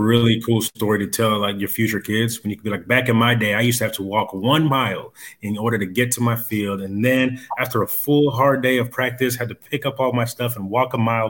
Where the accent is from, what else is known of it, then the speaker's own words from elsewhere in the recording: DR Congo; moved away; I was born in Zaire, which is now the Democratic Republic of Congo.